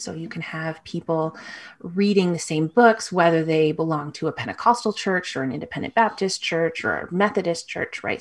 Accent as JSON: {"language": "English", "town": "Toronto", "region": "Ontario", "country": "Canada", "tie": "born or raised there", "said": "I grew up in Toronto"}